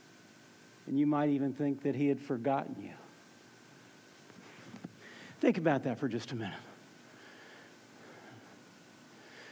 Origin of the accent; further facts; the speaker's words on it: Orlando, Florida, United States; moved away as an adult; also born or lived in Tallahassee, Florida; I grew up in Orlando, Florida